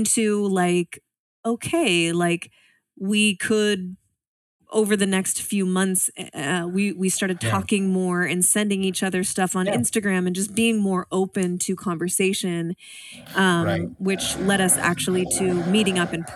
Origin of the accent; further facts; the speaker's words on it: Spokane, Washington, United States; also born or lived in Seattle; I actually moved back home to my hometown, Spokane, Washington